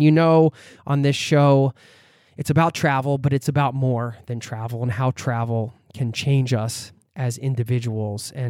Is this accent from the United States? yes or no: yes; outside of Philadelphia, Pennsylvania, United States; we're both from the East Coast. I'm from outside of Philly.